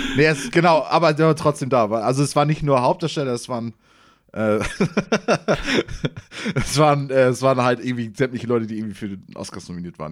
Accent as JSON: {"language": "German", "town": "Bad Segeberg", "region": "Schleswig-Holstein", "country": "Germany", "said": "ich komme ja aus Segeberg, die Gegend"}